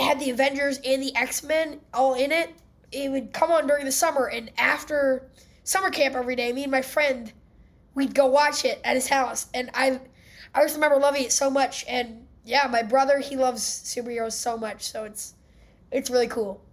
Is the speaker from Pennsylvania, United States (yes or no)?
yes; Philadelphia, Pennsylvania, United States; I'm from Philadelphia